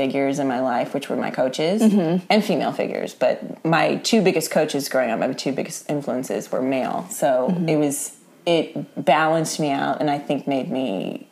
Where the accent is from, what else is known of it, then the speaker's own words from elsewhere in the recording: Kansas, United States; I'm from Kansas.